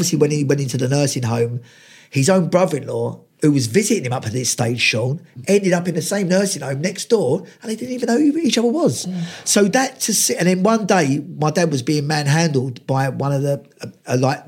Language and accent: English; London, United Kingdom; growing up around Lewisham and those areas